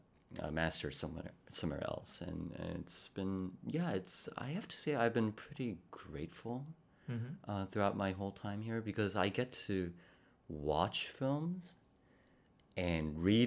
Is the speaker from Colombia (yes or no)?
yes; Bogotá, Colombia; born there; also born or lived in Spain / Costa Rica / Poland / South Korea; So I was born in Bogota, Colombia.